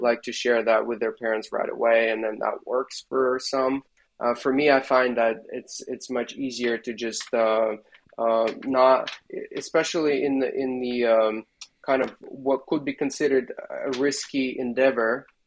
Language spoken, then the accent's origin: English; Belarus; moved away as an adult; now in San Francisco Bay Area, United States; at the university in belarus where i left my hometown and uh, went to study at the university there